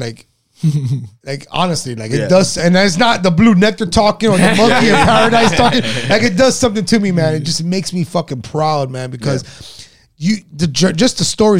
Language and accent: English; Miami Beach, Florida, United States; also born or lived in New York; I was born in New York. I left when I was 2. Mm-hmm. My mom moved us down to Miami. Mm-hmm. South Beach, Miami.